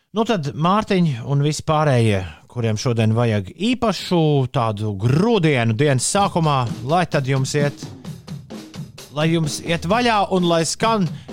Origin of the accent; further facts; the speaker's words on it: Riga, Latvia; tieši tāds bija manā bērnībā, Ulu Klusajā centrā.